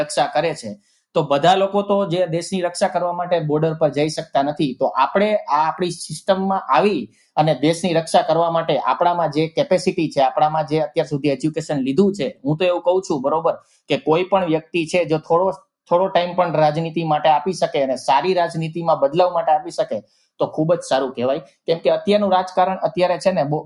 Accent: Gujarat, India; અમે ગુજરાતથી આવીએ છીએ

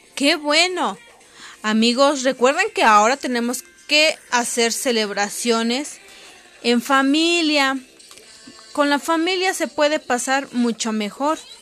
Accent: Mexico; como Muchos mexicanos decimos aquí

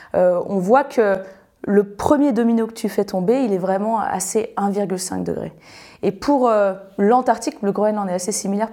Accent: France; now in Annecy, France; chez nous en France

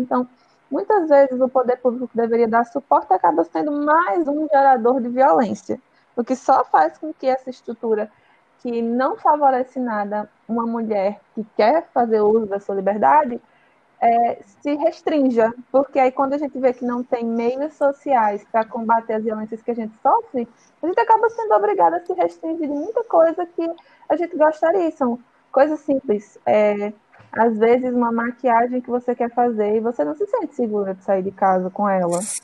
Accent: Northeast Region, Brazil; Sou nordestina

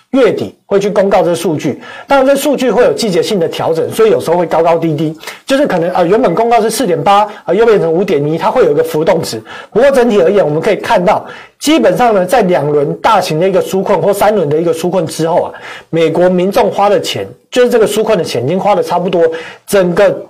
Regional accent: Taiwan; 我们台湾人当然是不会怕

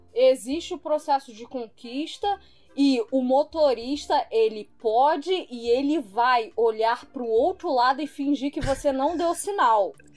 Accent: Rio de Janeiro, Brazil; Como carioca

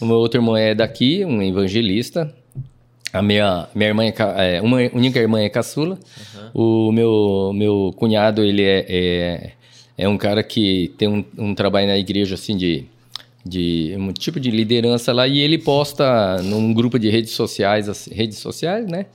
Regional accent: Londrina, Paraná, Brazil; sou londrinense pé vermelho. Pé nasci, vermelho. Nascido na Vila Nova de Parteira.

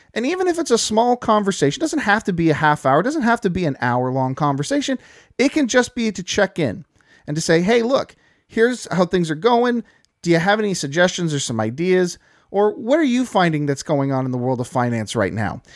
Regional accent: Canada; I'm a Canadian

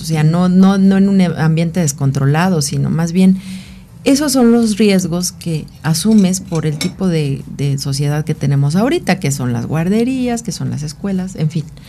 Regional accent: Mexico; nuestra mentalidad como mexicanos no es así

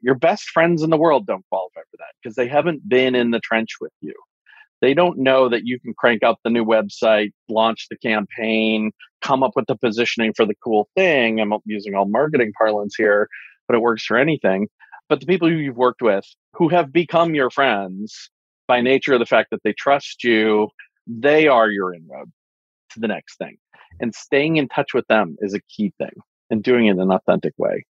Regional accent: East Coast, United States; moved away as an adult; also born or lived in Santa Cruz; now in Silicon Valley, United States; I'm originally from the East Coast

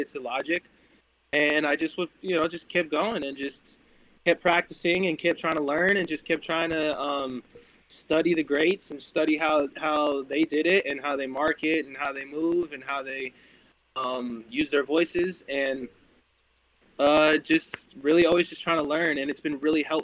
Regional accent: Los Angeles, California, United States; I grew up in Los Angeles

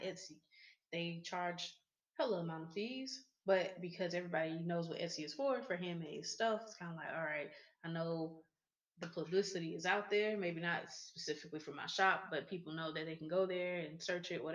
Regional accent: Raywood, Texas, United States; I'm from Raywood and I sell at Trade Days

